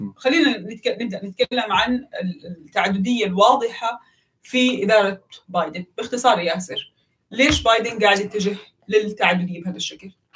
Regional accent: Mecca, Makkah Province, Saudi Arabia; انا واحده من مكه

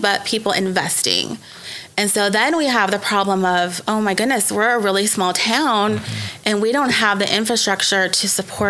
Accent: Dallas, Texas, United States; moved away as an adult; also born or lived in Grapevine, Texas; now in Ponca City, United States; I'm from Dallas, Texas, went to Grapevine High School, moved to Ponca City, Oklahoma 15 years ago.

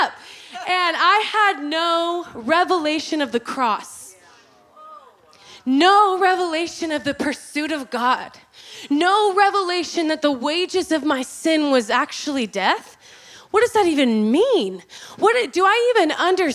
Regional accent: Oklahoma, United States; I was born and raised in Oklahoma, Bible Belt.

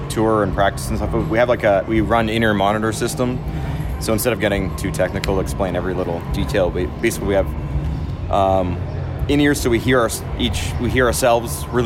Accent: Canada; we're Canadian

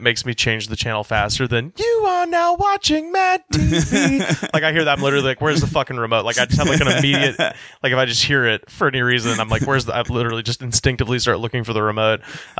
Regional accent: Alabama, United States; now in Los Angeles, United States; I've been living in Los Angeles since 2012. I'm originally from Alabama, though.

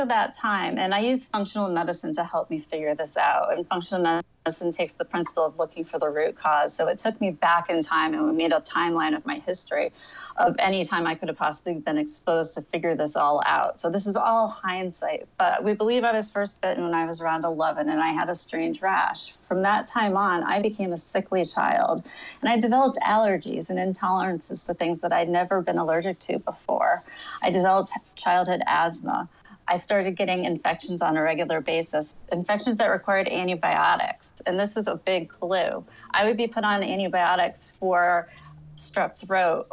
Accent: Connecticut, United States; I'm from Connecticut. I've lived here my whole entire life

